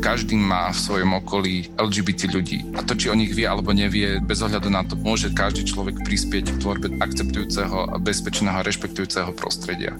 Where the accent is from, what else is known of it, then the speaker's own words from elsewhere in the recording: Spišská Nová Ves, Košice Region, Slovakia; ja som tiež pochádzam zo Spišskej